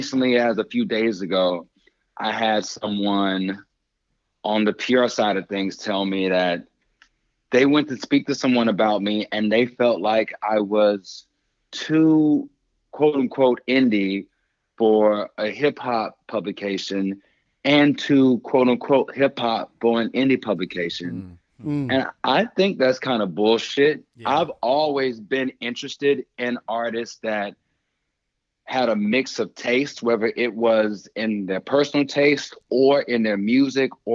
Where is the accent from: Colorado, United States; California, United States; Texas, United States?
Texas, United States; Houston; moved away; also born or lived in Mexico City / Los Angeles; I was born and raised in Third Ward, Houston